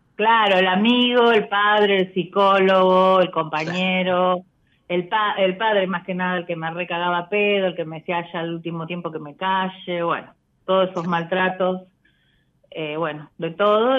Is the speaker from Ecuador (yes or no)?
no; Buenos Aires, Argentina; Yo soy de Cava, soy de Parque Avellaneda.